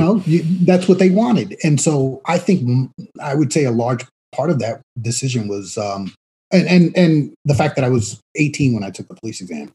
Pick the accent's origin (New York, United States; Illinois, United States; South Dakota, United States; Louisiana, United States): New York, United States; New York City; also born or lived in Queens, New York / Long Island; I grew up in the South Bronx